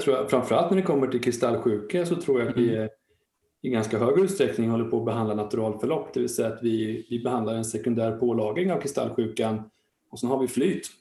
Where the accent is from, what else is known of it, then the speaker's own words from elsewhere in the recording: Linköping, Östergötland, Sweden; Jag är född och uppvuxen i Linköping och jag blev kvar här då